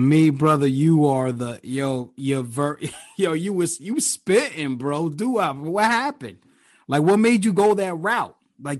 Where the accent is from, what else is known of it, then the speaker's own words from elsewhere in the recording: New York, United States; moved away as an adult; now in Philadelphia, United States; I'm from New York. You know what I'm saying? I was there till I was 22 years old. Then I'm in Philly.